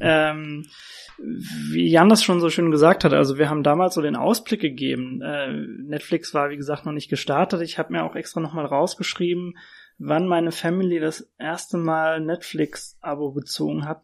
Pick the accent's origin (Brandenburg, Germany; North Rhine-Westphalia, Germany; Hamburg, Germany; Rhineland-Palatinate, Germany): Rhineland-Palatinate, Germany; Worms; moved away as an adult; now in Frankfurt, Germany; ich komme ja selbst aus Worms